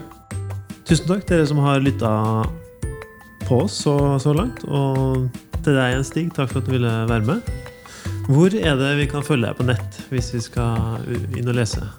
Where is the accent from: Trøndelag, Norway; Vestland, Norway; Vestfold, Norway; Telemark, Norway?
Trøndelag, Norway; Levanger; also born or lived in Tiller, Trondheim; now in Trondheim, Norway; Jeg kommer fra Ytterøya, så jeg kommer fra en gård.